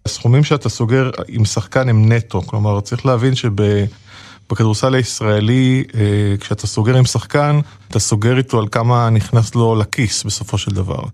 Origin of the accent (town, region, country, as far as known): Gvat, Northern District, Israel; born or raised there